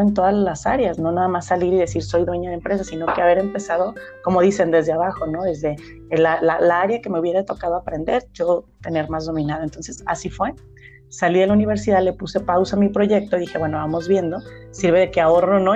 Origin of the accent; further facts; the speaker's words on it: Ameca, Jalisco, Mexico; yo nací en Ameca